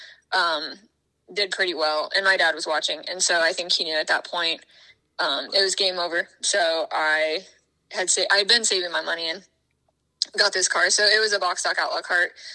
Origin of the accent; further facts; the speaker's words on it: Des Moines, Iowa, United States; now in Indianapolis, United States; I'm originally from Des Moines, Iowa, but I live in Indianapolis